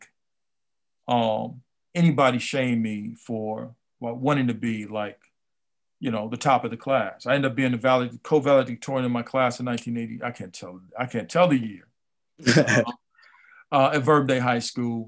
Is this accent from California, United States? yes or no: yes; Compton, California, United States; I grew up here in Compton